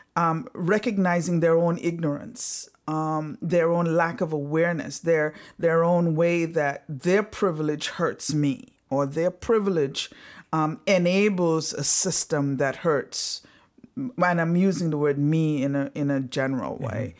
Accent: Antigua & Barbuda; moved away; I was born in the little beautiful Caribbean island of Antigua. My parents are Antiguans

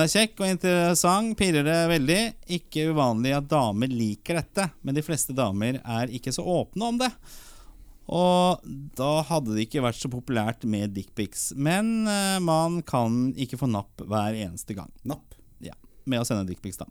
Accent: Oslo, Norway; Vi vokste opp på Torshov

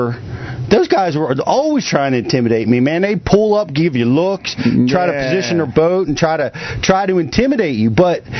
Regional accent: Northeast, United States; I'm from the Northeast on top of that.

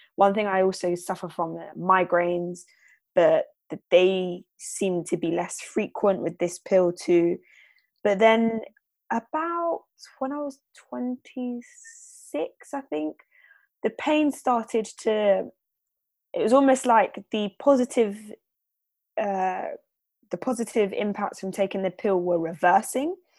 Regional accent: London, United Kingdom; I'm from London, born and raised.

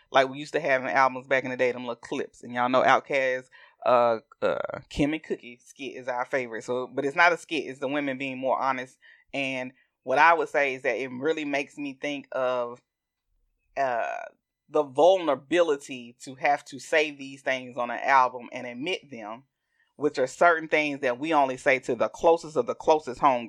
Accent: the South, United States; accent: southern; my southern accent

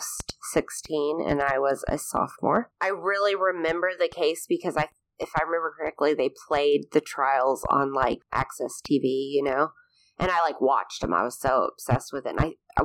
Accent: Pismo Beach, California, United States; moved away as an adult; now in Arkansas, United States; I grew up in San Luis Obispo County in a place called Pismo Beach

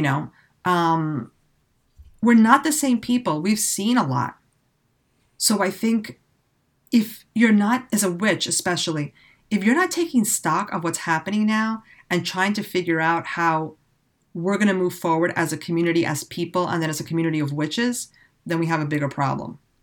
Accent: New York City, New York, United States; moved away; I grew up in the city.

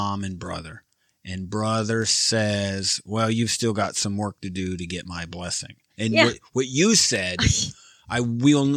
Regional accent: just south of Detroit, Michigan, United States; moved away; I'm from just south of Detroit, about 30 minutes southeast of Detroit

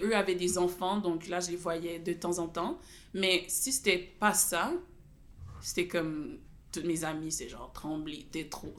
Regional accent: Gatineau, Quebec, Canada; je suis née à Gatineau, l'hôpital de Gatineau

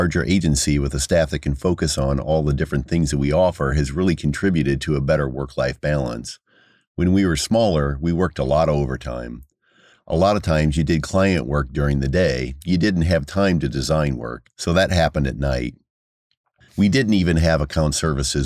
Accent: Peoria, Illinois, United States; I'm from Peoria. I grew up on the East Bluff

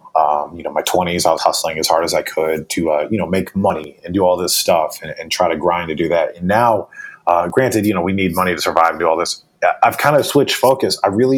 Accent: the South, United States; You know, I grew up in the South here. So for me, it was always just kind of like, it was my lifestyle.

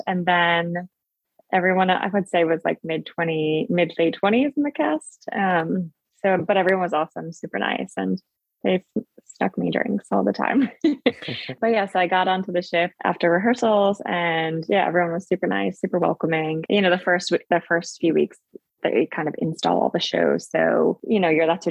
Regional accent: New Jersey, United States; moved away as an adult; From Jersey

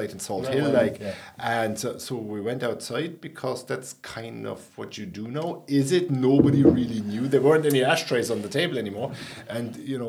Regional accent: Berlin, Germany; moved away as an adult; now in Ireland; growing up in Berlin

